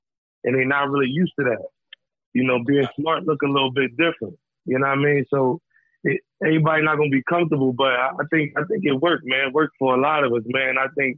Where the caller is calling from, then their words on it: Arizona, United States; I'm calling from Arizona.